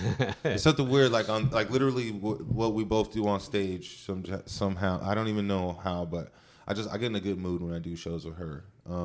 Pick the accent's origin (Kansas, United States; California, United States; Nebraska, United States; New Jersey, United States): California, United States; Stockton; Catholic as shit. And then we became Baptist over time. But we spent 4 or 5 days a week in church. So I grew up in Stockton